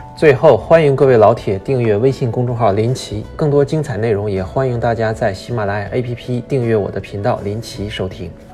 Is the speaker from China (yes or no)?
yes; Daqing, Heilongjiang, China; moved away as an adult; 我就是从这样的地方出来的，当时在黑龙江大庆，每个月累死累活的大概能赚一两千块工资